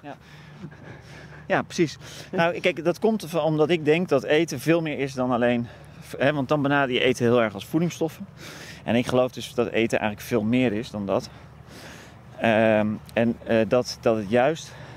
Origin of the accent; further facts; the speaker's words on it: Veluwe, Gelderland, Netherlands; also born or lived in Wageningen; ik ben opgegroeid op de Veluwe